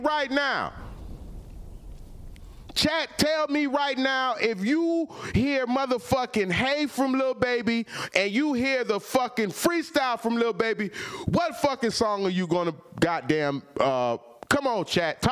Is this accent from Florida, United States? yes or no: yes; Florida, United States; I'm from Florida